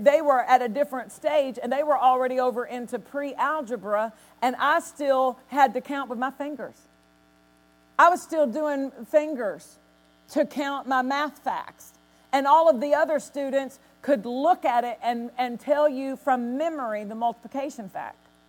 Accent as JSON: {"language": "English", "town": "Nashville", "region": "Tennessee", "country": "United States", "tie": "born or raised there", "said": "I was raised in Nashville"}